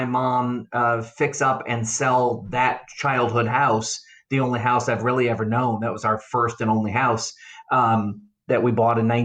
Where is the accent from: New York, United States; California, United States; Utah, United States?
New York, United States; Avon; also born or lived in Norfolk, Virginia / Columbia, South Carolina; for kindergarten, I moved to a little rural town in south of Rochester, New York, called Avon. It's a farming community. My graduating class had 69 kids in it